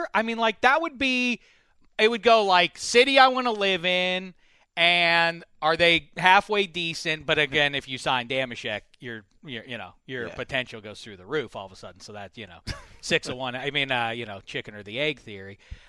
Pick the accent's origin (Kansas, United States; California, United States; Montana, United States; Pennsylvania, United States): Pennsylvania, United States; Pittsburgh; I grew up in Pittsburgh. I'm a Pitt fan.